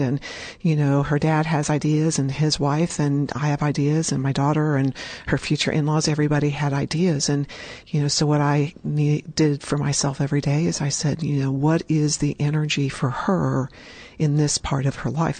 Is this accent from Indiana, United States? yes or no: yes; Richmond, Indiana, United States; I was in first grade at St. Mary's School in Richmond, Indiana